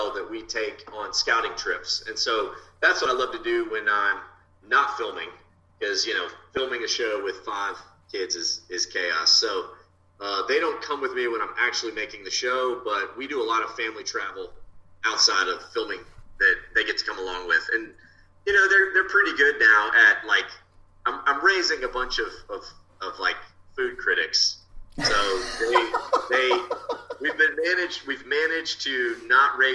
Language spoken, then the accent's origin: English; Texas, United States; I'm a Texan